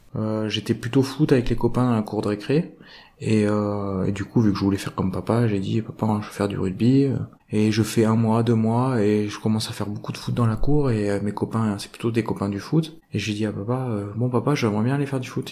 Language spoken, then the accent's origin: French; Isle, Nouvelle-Aquitaine, France; also born or lived in Montauban; j'ai grandi, j'ai grandi à Île-sur-Vienne